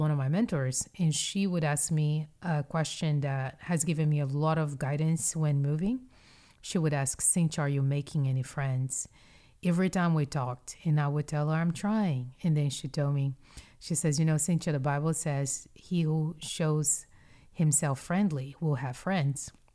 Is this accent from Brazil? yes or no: yes; Brazil; moved away as an adult; also born or lived in Mississippi / North Carolina / Houston, Texas; I was born and raised in Brazil.